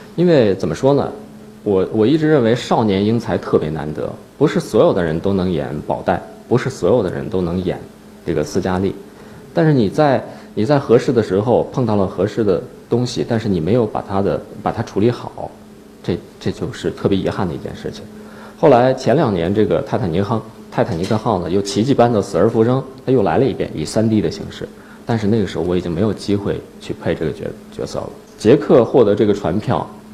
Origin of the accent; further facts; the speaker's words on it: Northeast China, China; now in Beijing, China; 我到北京之后，我是东北人嘛，我，我不太适应北京的那种干燥